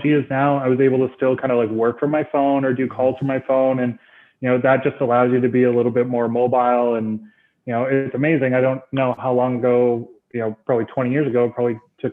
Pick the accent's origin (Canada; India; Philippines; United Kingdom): Canada; about an hour north of Toronto, Ontario; I moved about an hour north of Toronto. So I moved back to my hometown